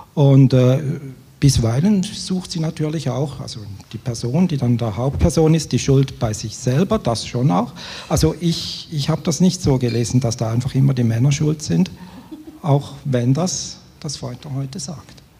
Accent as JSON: {"language": "German", "country": "Switzerland", "said": "Als Schweizer"}